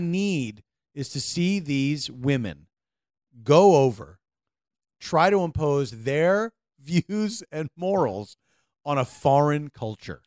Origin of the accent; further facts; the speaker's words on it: United States; as an American